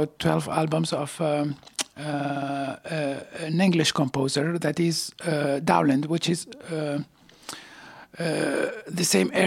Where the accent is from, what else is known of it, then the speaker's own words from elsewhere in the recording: Tunisia; now in Montreal, Canada; I studied classical music in Tunisia when I was where I was born and raised